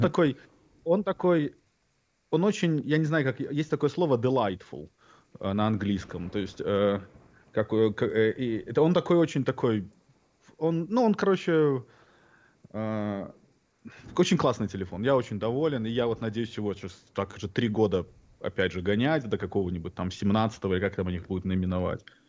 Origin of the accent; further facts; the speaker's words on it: Belarus; moved away; детство, отрочество в Беларуси